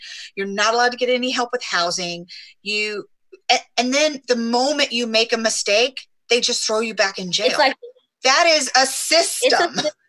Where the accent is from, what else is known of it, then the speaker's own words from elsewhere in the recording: Papillion, Nebraska, United States; I'm from the Omaha Metro. I grew up in Papillion.